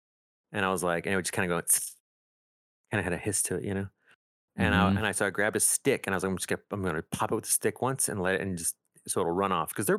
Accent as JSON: {"language": "English", "region": "Texas", "country": "United States", "tie": "born or raised there", "said": "one was growing up in Texas."}